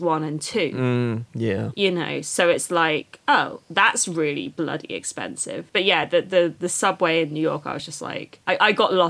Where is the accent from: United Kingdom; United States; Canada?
United Kingdom; as a Brit